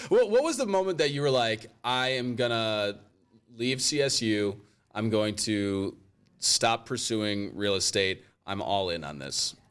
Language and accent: English; Rockford, Illinois, United States; now in Cleveland, United States; I grew up in Rockford, Illinois